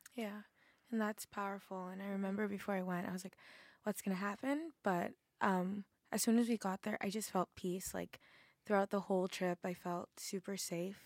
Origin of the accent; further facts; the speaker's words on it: Massachusetts, United States; moved away; I'm from Massachusetts